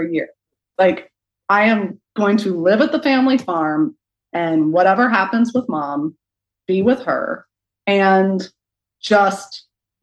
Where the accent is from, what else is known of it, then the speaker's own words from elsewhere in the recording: Chandlersville, Ohio, United States; I grew up outside of Zanesville, Ohio, in Chandlersville, on this big, beautiful farm